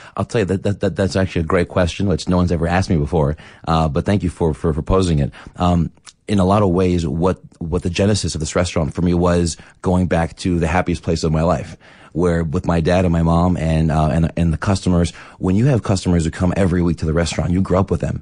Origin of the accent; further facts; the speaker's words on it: Philadelphia, Pennsylvania, United States; moved away as an adult; also born or lived in Boston / New York; now in Johannesburg, South Africa; my hometown.